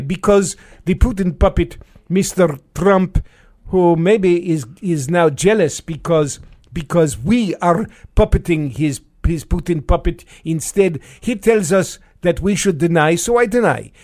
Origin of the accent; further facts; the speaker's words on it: New York City, New York, United States; moved away; when I was a little kid growing up in New York City